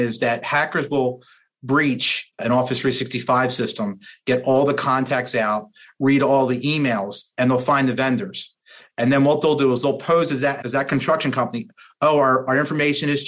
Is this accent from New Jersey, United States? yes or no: yes; New Jersey, United States; I'm a guy from New Jersey